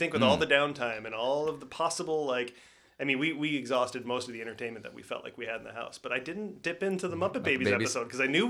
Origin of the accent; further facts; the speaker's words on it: Midwest, United States; when I was growing up in the Midwest